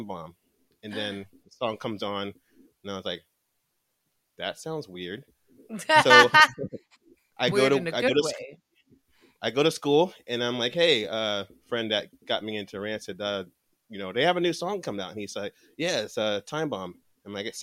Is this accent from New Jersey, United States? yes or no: yes; New Jersey, United States; I'm from New Jersey, so we like to be called the Felt Americans